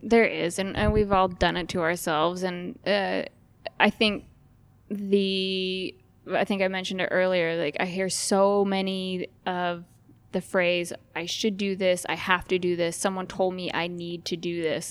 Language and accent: English; Idaho Falls, Idaho, United States; now in Frazier Park, United States; I grew up in Idaho Falls